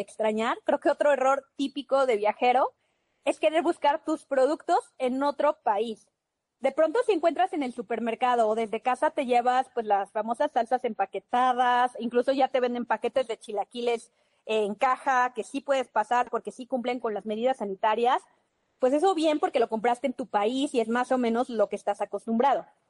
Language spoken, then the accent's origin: Spanish; Mexico; somos mexicanos